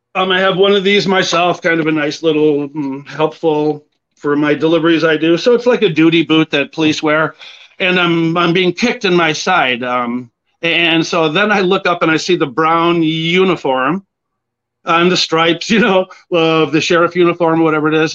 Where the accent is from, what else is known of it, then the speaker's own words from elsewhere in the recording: Edina, Minnesota, United States; also born or lived in Springfield, Illinois; I grew up out in Edina